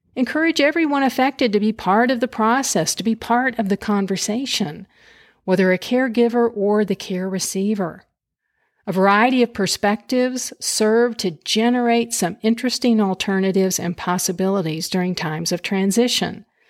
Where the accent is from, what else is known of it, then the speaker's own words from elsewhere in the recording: Lubbock, Texas, United States; moved away; also born or lived in Houston, Texas; residing in my hometown of Lubbock, Texas